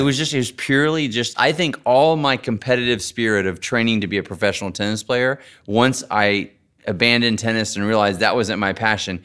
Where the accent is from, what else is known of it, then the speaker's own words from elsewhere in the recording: Texas, United States; I grew up in Texas, riding horses a little bit